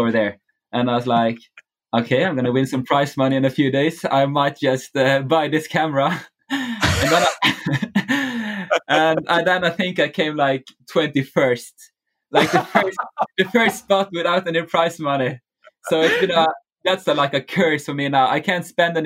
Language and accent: English; Bergen, Vestland, Norway; Bergen, my hometown